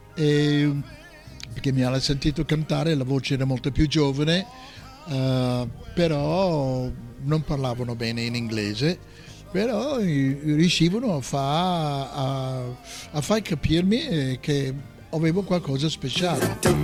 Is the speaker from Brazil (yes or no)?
no; United States; Italian is a second language; moved away as an adult; now in Italy; essendo americano